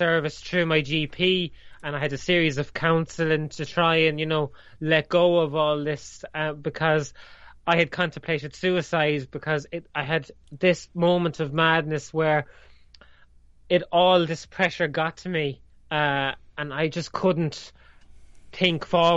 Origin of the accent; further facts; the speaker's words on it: Ireland; they teach Irish here. I can just about speak English, never mind speak my native language